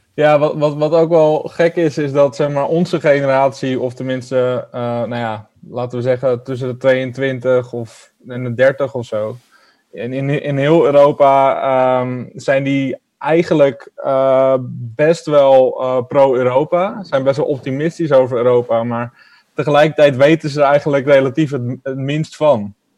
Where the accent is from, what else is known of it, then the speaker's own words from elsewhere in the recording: Netherlands; als Nederlander